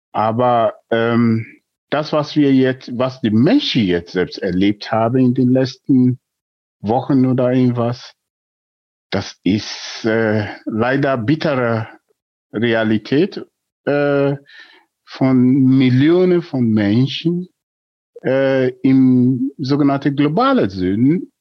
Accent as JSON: {"language": "German", "country": "Nigeria", "tie": "born or raised there", "second_language": "German", "moved": "as an adult", "lives_now": "Germany", "said": "Ich bin in Nigeria geboren und vor mehr als drei Jahrzehnten nach Deutschland geflüchtet"}